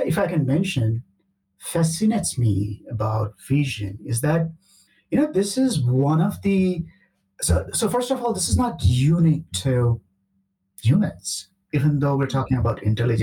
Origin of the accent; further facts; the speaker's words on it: India; moved away; also born or lived in Canada; I'm originally from India